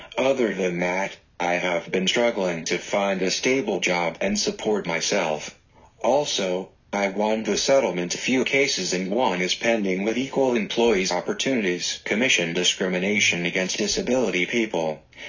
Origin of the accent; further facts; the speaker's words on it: Virginia, United States; also born or lived in Maryland / Washington, D.C. / New York; now in Georgia, United States; I was born and raised in Virginia, have lived in Maryland, Washington, D.C., New York, and now in Georgia. I have lived in Georgia for 7 years.